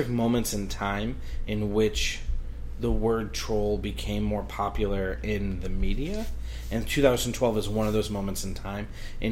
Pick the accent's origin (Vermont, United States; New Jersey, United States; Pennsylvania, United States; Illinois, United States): Illinois, United States; Chicago; I'm from Chicago